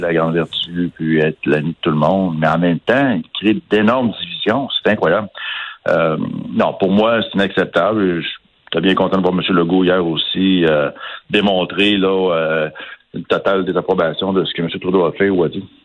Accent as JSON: {"language": "French", "country": "Canada", "said": "en tant que Canadien"}